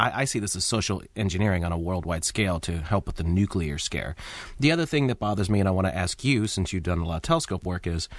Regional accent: United States; being good American citizens that we are

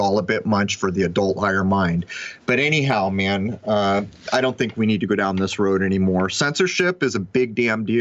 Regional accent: United States; I grew up in the United States of America

